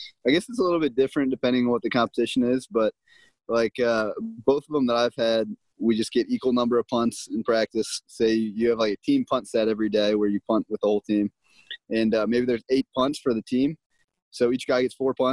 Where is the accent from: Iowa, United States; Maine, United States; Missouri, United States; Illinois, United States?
Missouri, United States; St. Louis; moved away as an adult; also born or lived in Houston, Texas; I'm from St. Louis, Missouri